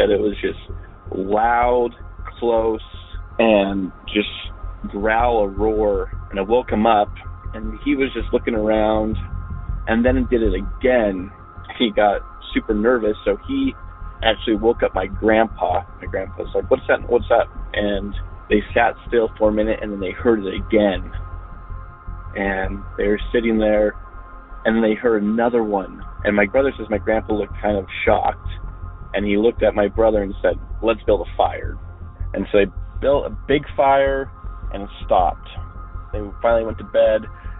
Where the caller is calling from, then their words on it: Salt Lake City, Utah, United States; I'm a caller from Salt Lake City, Utah